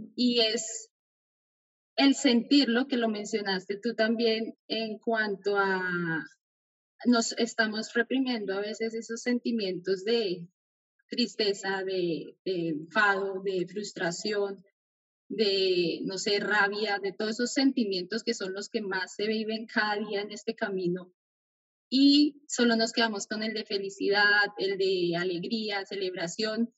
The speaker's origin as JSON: {"language": "Spanish", "country": "Colombia", "moved": "as an adult", "said": "cuando salí de mi país, yo soy de Colombia"}